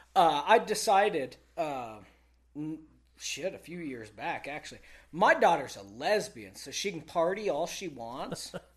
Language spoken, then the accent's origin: English; Texas, United States; I grew up in Texas